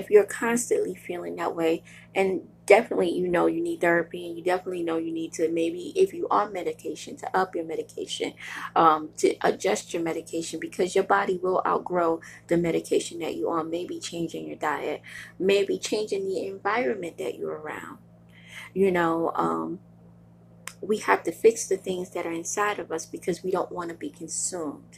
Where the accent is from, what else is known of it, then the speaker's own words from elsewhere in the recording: New York City, New York, United States; now in Buffalo, United States; I am a girl from Brooklyn, New York. I love Brooklyn